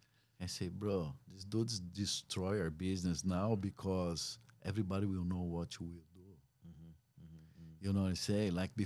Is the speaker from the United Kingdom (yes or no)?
no; Brazil; English is a second language; now in United States; because when I moved from Brazil, I say, man, I'm done with MMA.